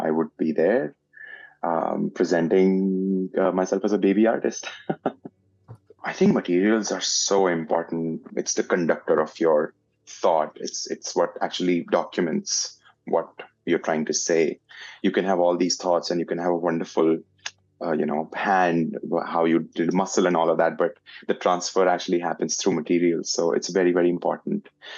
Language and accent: English; India; now in Canada; I am an Indian-Canadian portrait artist